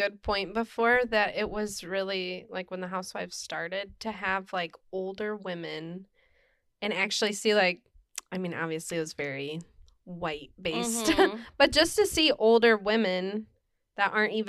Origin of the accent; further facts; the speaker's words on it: California, United States; I'm from Orange County.